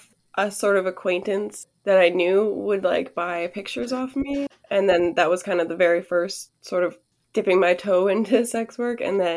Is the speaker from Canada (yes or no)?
yes; Canada; Yes. I mean, I love Canada. I always have. It's cold in the winter. I hate that. But other than that, I do love it here.